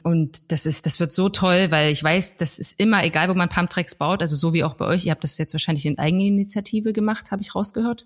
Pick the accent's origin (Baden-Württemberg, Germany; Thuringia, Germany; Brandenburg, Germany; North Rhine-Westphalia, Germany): Brandenburg, Germany; Plessa; Ich komme aus einem kleinen Dorf namens Plessa in Südbrandenburg und da lebe ich aktuell auch wieder